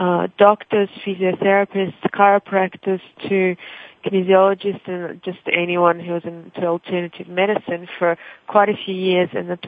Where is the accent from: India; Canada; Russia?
Russia; English is a second language; now in Australia; I already had to learn a new language once in my life when I immigrated from Russia to Australia